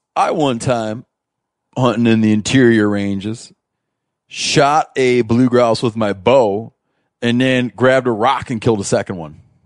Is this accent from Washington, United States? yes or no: no; Michigan, United States; moved away; I grew up in Michigan, right? We moved out west